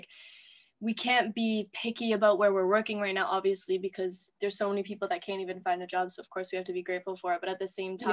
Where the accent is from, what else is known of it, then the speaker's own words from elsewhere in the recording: Toronto, Ontario, Canada; I'm from Toronto.